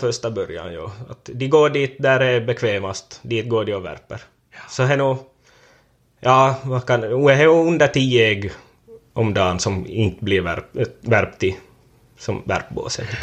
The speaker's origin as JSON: {"language": "Swedish", "town": "Korsholm", "region": "Ostrobothnia", "country": "Finland", "tie": "born or raised there", "said": "från Västerhankmo. Varit jordbrukare sedan 2015 då jag tog över från min far här på gården"}